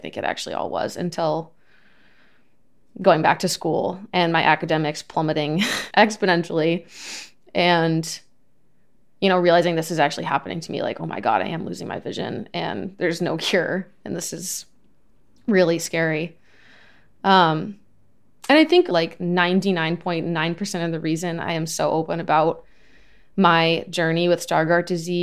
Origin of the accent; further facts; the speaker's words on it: Southern Maine, United States; moved away; my optometrist is in my hometown in Southern Maine